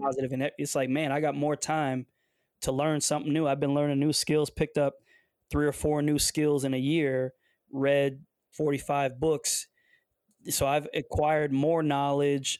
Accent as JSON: {"language": "English", "town": "Detroit", "region": "Michigan", "country": "United States", "also_born_or_lived": "Windsor, Ontario, Canada", "said": "I'm from the Detroit area"}